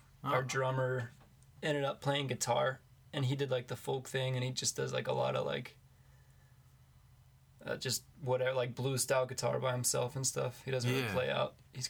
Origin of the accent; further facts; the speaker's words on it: Warrendale, Pennsylvania, United States; now in Pittsburgh, United States; I'm from Warrendale, which is like 20, 25-ish minutes north of Pittsburgh.